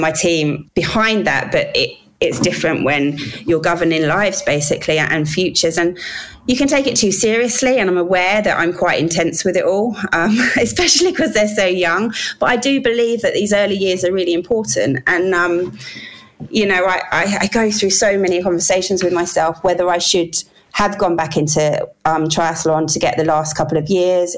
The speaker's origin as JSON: {"language": "English", "region": "London", "country": "United Kingdom", "tie": "born or raised there", "also_born_or_lived": "Wales", "said": "I was born in England"}